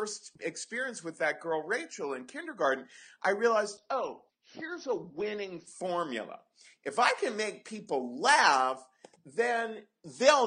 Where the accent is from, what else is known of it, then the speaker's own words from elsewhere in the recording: Cincinnati, Ohio, United States; I grew up in Cincinnati in the 70s